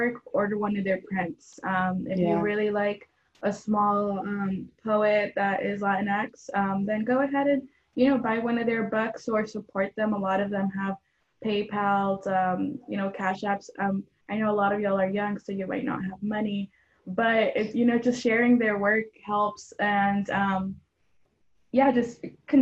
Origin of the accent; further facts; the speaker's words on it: Buford Highway area, DeKalb County, Georgia, United States; also born or lived in Mexico; I was born in Mexico and my family moved here when I was 3 years old. And I was very lucky to move into a community that celebrated our culture. I grew up in the Beaufort Highway area in DeKalb County in Georgia